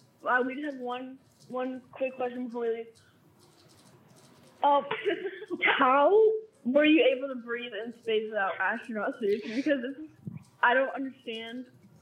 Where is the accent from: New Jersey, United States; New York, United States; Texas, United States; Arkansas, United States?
Arkansas, United States; I'm not from there. I'm actually from Arkansas.